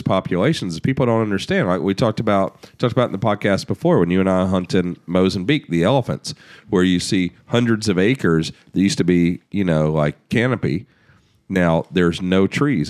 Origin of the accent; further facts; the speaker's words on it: United States; as an American